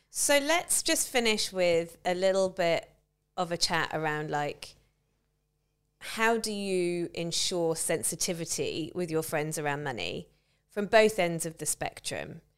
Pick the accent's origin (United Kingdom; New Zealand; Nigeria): United Kingdom; England; I'm white and I'm a woman and I'm English